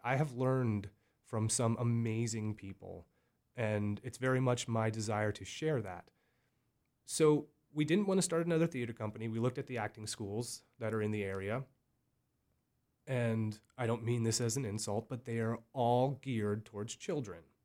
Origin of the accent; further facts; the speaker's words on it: Berks County, Pennsylvania, United States; I grew up from such a small little area of Berks County